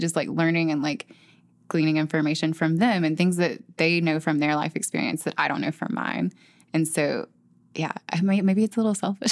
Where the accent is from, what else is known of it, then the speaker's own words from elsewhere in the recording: the South, United States; as a Southerner